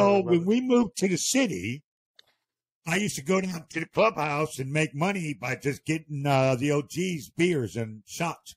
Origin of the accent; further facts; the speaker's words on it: Akron, Ohio, United States; I actually grew up in Akron, Ohio